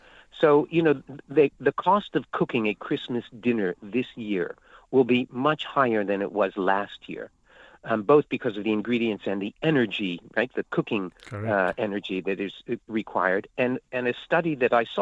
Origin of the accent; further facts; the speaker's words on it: United States; I was born in the United States